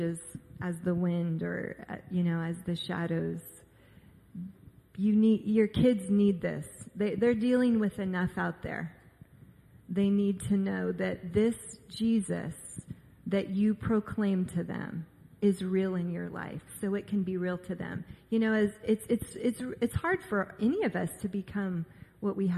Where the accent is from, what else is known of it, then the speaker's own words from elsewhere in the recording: Orange County, California, United States; I grew up in Orange County